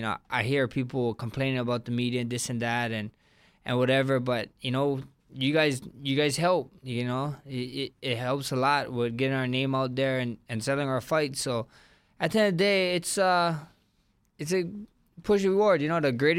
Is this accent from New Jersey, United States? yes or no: no; Hawaii, United States; I'm Polynesian, Samoan, I'm Hawaiian.